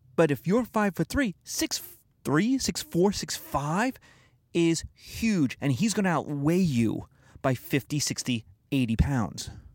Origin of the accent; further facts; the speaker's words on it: United States; being American